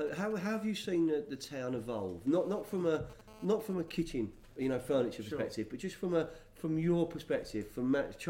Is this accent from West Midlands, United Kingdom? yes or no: no; London, United Kingdom; moved away as an adult; now in Lewes, United Kingdom; We're East Sussex, but you know, but you know, I would say I'm an adopted Louisian. I'm not really a DFL because I would say I'm down from Fulham, so I'm probably a DF. I'm probably a DFF. But we made Lewes our home 10 years ago